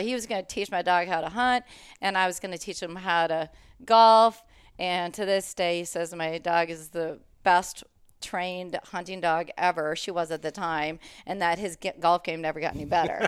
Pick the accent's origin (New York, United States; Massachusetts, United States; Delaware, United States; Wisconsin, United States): Wisconsin, United States; Green Bay; moved away as an adult; also born or lived in Kansas; now in Minnesota, United States; I grew up in Green Bay, Wisconsin